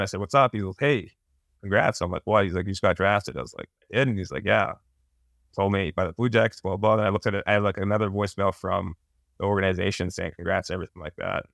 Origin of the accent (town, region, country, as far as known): Massachusetts, United States; born or raised there